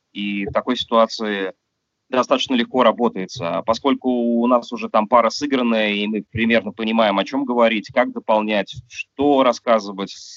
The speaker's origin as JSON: {"language": "Russian", "country": "Russia", "said": "у меня на родине"}